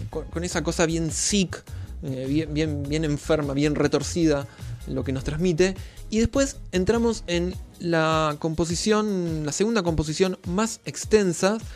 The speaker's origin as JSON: {"language": "Spanish", "town": "Rosario", "region": "Santa Fe", "country": "Argentina", "tie": "born or raised there", "said": "mi ciudad natal, en Rosario, en la misma calle donde yo me crié"}